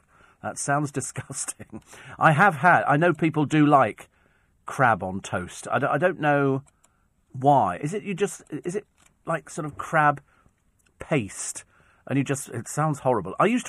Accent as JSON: {"language": "English", "town": "Twickenham", "region": "London", "country": "United Kingdom", "said": "It's, you know, I mean, I come from Twickenham. It doesn't get any posher than Twickenham."}